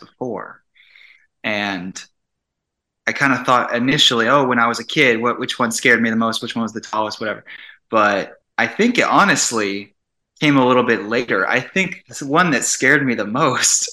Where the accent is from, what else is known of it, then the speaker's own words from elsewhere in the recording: Phoenix, Arizona, United States; I grew up in Phoenix